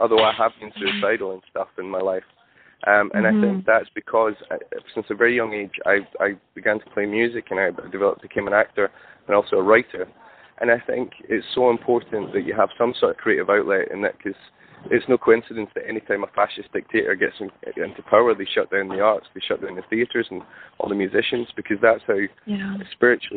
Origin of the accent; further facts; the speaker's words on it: Scotland, United Kingdom; I'm from Scotland